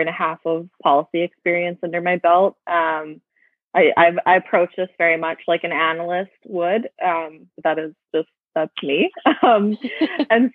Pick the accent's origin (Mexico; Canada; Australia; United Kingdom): Canada; Saskatchewan; moved away as an adult; now in British Columbia, Canada; I was born in Treaty 6 territory. Did both of my degrees at the University of Saskatchewan, and I moved to British Columbia a year and a half ago.